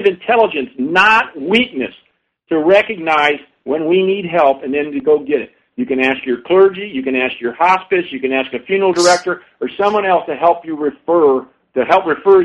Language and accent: English; St. Petersburg, Florida, United States; moved away; I was born in St. Petersburg, met my wife and married her there